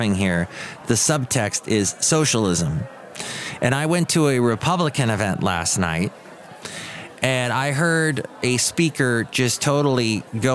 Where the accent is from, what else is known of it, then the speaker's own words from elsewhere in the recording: Southern California, United States; now in San Francisco Bay Area, United States; Growing up in Southern California